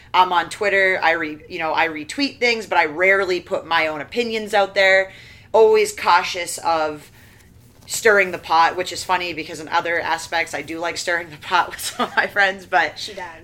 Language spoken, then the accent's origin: English; Maine, United States; I'm from Maine